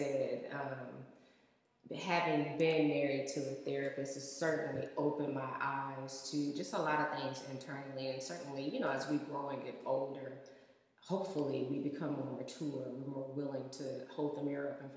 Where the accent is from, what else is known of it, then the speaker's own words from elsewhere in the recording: Oakland, California, United States; I'm from Oakland